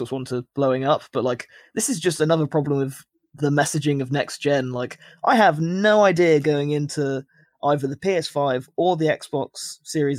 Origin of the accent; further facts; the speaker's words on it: United Kingdom; I'm British